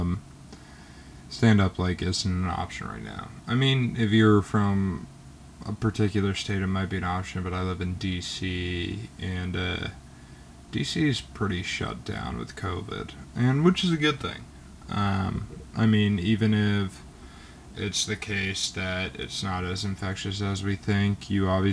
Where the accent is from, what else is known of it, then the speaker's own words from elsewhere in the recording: Georgia, United States; I'm from the state of Georgia